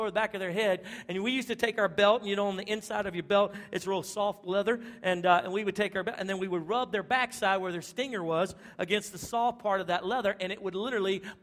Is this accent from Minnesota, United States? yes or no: no; Louisiana, United States; now in Texas, United States; my wife and I, we were born and raised in Louisiana